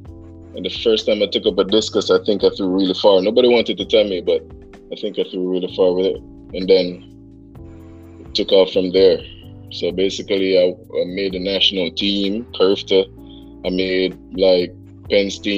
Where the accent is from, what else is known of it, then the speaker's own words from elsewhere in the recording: Kingston, Jamaica; I'm from Delacue Park on Spanishtown Road in Kingston